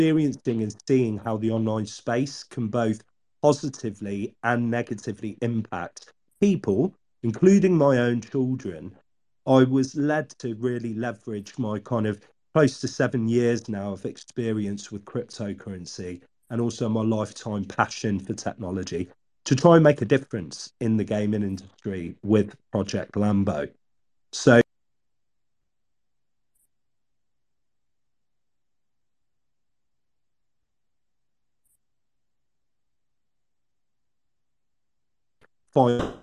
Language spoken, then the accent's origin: English; Oxford, South East England, United Kingdom; I was born in Oxford, England.